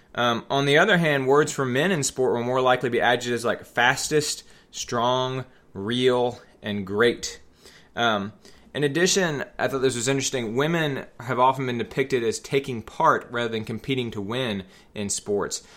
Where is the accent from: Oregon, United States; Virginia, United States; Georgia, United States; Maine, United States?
Georgia, United States; Atlanta; I grew up in the Metro Atlanta area in the nineteen eighties.